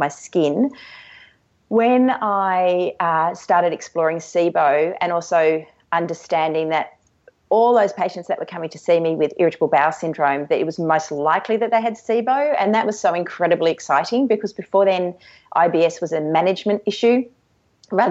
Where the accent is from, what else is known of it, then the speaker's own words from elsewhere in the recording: Canberra, Australian Capital Territory, Australia; I grew up in Canberra